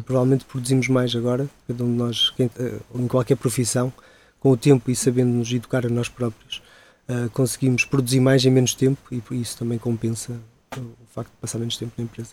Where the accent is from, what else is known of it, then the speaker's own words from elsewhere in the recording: Ponte da Barca, Norte, Portugal; moved away as an adult; also born or lived in Canada; now in Coimbra, Portugal; eu sou natural do Minho, de, de da Barca, lá no Alto Minho mas muito pequeno